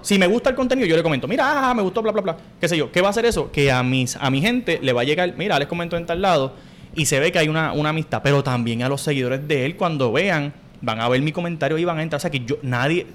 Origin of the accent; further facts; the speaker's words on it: Corozal, Puerto Rico; moved away as an adult; Yo me fui de Puerto Rico gracias a María